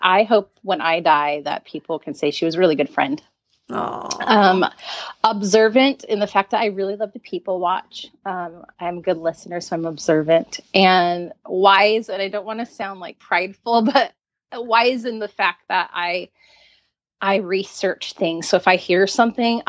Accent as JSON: {"language": "English", "town": "San Diego", "region": "California", "country": "United States", "tie": "born or raised there", "moved": "as an adult", "lives_now": "Pacific Northwest, United States", "said": "I grew up in San Diego. I lived there for 40 years until moving to the Pacific Northwest"}